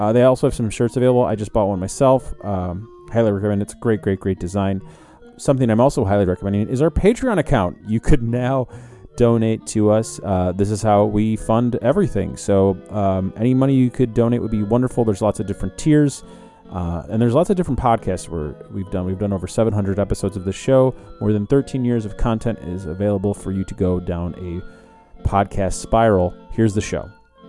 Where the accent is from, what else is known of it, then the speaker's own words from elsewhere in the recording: Chicago, Illinois, United States; Oh, no, I'm from Chicago